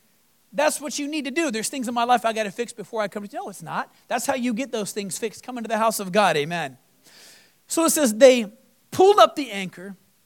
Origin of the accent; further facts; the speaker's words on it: Florida, United States; I came from Florida. And I've been through hurricanes.